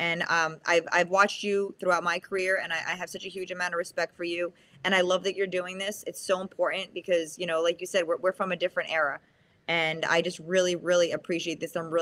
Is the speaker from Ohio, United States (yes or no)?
no; New York City, New York, United States; first language Spanish; I grew up in the Bronx, New York